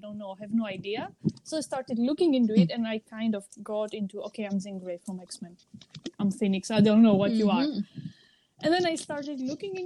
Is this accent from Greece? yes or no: yes; Greece; I am from Greece